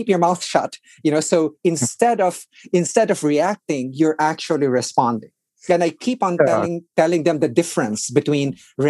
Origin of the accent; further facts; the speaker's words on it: Philippines; now in Washington, D.C., United States; I grew up in the Philippines